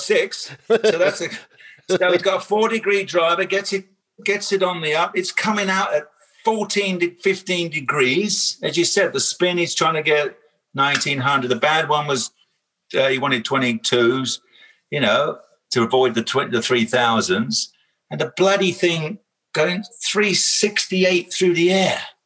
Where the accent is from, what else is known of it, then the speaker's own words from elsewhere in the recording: United Kingdom; I'm British